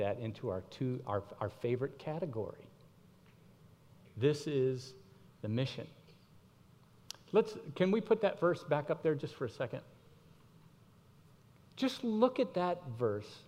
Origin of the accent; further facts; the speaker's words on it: Miami, Florida, United States; I grew up in Miami